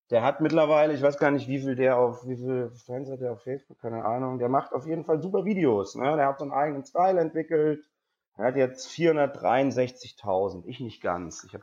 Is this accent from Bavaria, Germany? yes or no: no; Cologne, North Rhine-Westphalia, Germany; Ich so, nee, ich komme aus Köln.